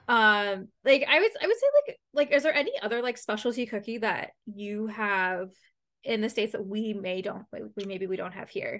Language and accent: English; London, Ontario, Canada; I'm from London, from London. So obviously mm. I'm a London Knights fan.